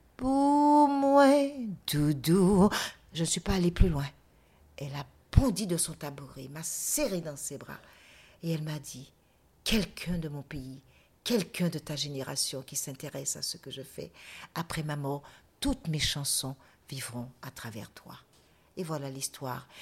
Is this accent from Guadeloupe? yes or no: yes; Guadeloupe; je suis guadeloupéenne et non pas martiniquaise